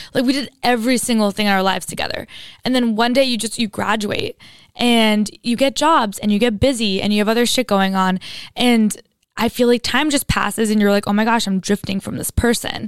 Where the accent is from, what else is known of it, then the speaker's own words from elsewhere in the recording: Istanbul, Turkey; moved away; I grew up in Istanbul in Turkey and I went to an international school